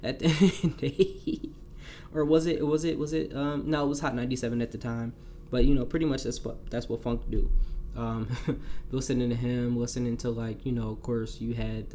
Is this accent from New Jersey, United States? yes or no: yes; New Jersey, United States; growing up in Jersey, all you hearing is New York music